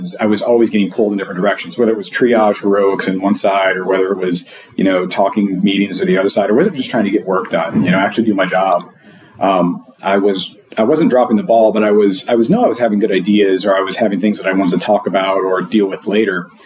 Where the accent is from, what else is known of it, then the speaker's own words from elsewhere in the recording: Louisiana, United States; I'm from Louisiana. I work for a healthcare uh, provider in Louisiana